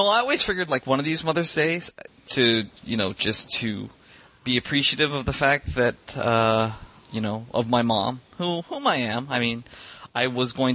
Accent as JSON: {"language": "English", "region": "California", "country": "United States", "said": "being a Californian"}